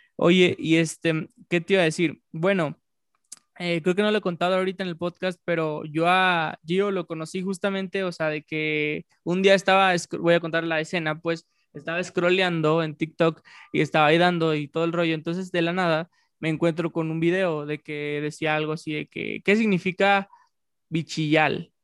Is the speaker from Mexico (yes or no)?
yes; Mexico; yo siendo mexicano